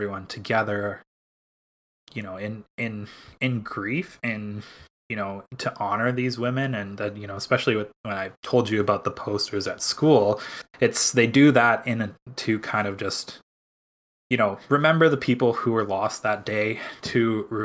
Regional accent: Canada; as a Canadian

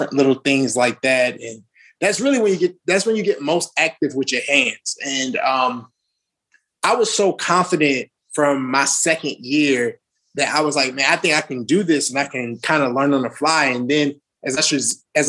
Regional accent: New Orleans, Louisiana, United States; moved away as an adult; I'm from New Orleans, Louisiana

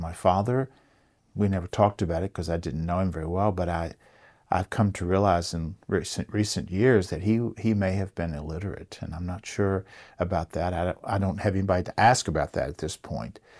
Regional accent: Rockbridge County, Virginia, United States; Growing up in Rockbridge County, uh, my family's been here since seventeen forty

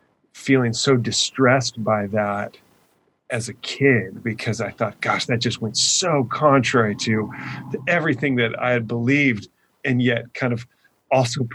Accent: Orange County, California, United States; also born or lived in Laguna Beach, California; I grew up in Orange County

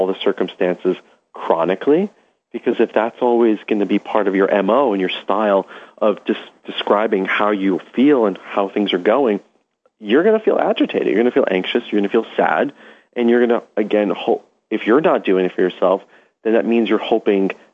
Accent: New York City, New York, United States; growing up in Brooklyn

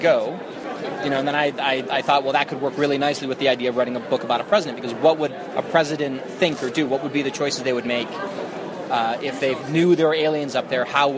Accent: United States; I'm American

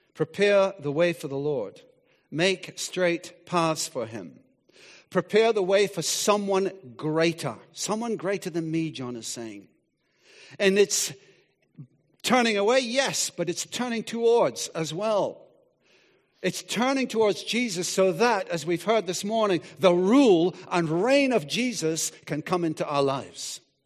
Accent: Scotland, United Kingdom; moved away; I grew up in Scotland, and, uh, we lived by the sea

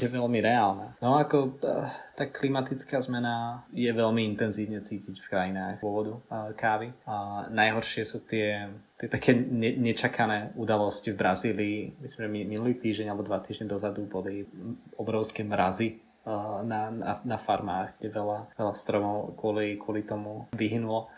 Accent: Slovakia; Ja som, ja som jediný Slovák v týme teraz

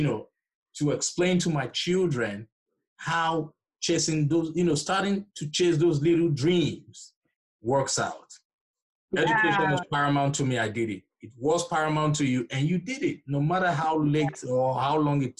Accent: Nigeria; moved away; I'm originally from Nigeria

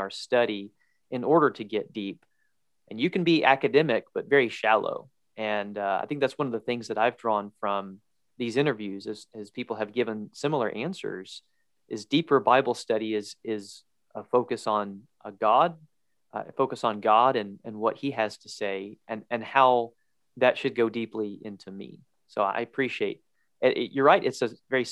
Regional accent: Georgia, United States; I grew up in Georgia, and I'm a Georgia Bulldog

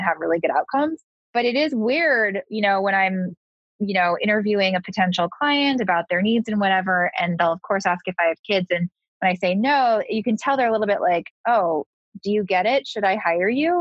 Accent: Southern California, United States; also born or lived in East Coast; I'm a Californian girl. I grew up in Southern California, so California is sort of what I'm used

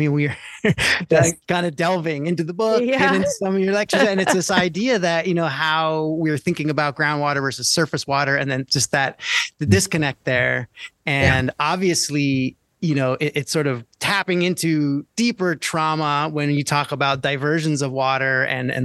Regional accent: Long Island, New York, United States; moved away; growing up on Long Island where I came from

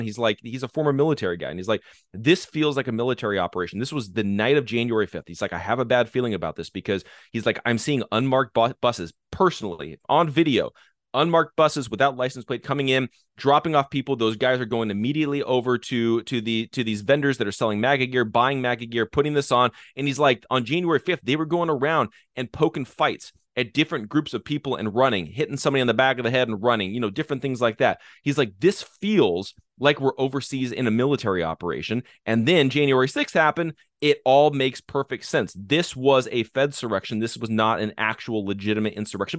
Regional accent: United States; we as the American people

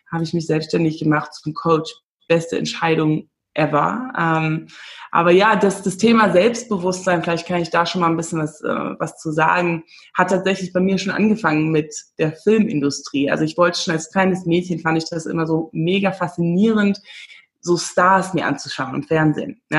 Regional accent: Namibia; moved away as an adult; also born or lived in England; now in Berlin, Germany; ich komme aus Namibia, ich bin in Namibia geboren und aufgewachsen und ähm, bin dann ähm, ja nach, nach England gezogen schon nach der Schule, habe dann da Film studiert

